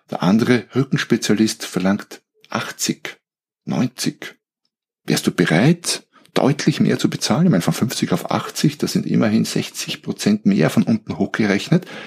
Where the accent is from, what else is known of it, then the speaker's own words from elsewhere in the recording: Austria; also born or lived in Germany; Also so als, als Österreicher, wir haben ja unsere Grauzonen.